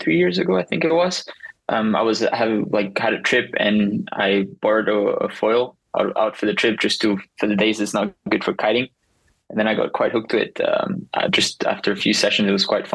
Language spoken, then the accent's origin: English; Tarifa, Andalusia, Spain; I'm currently at my hometown, Tarifa, Spain